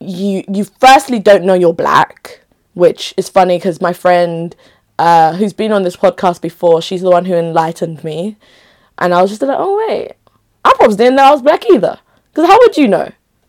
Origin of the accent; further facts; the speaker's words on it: Enugu, Enugu State, Nigeria; also born or lived in Makurdi / Onitsha; I was in, of course, Onitsha, which is my rep place. Enugu. I was born in Enugu. Like, I've lived in different places, basically. within Nigeria.